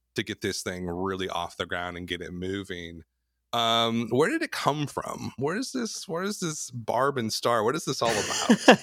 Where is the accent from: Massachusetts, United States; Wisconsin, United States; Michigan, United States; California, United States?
Wisconsin, United States; both of us are, you know, born and bred in the Midwest, we grew up in the Midwest, in Wisconsin